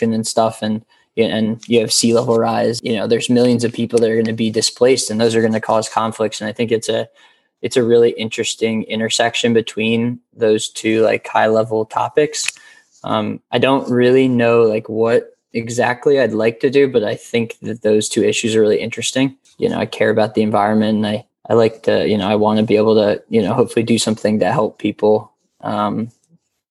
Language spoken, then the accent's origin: English; Takoma Park, Maryland, United States; now in Washington, D.C., United States; I grew up in Tacoma Park, Maryland. Right outside DC.